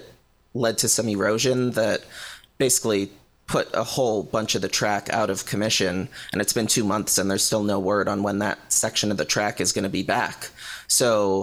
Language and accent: English; Connecticut, United States; moved away as an adult; also born or lived in Boston; now in California, United States; I grew up in Connecticut, so I was very familiar with New York City, went to college in Boston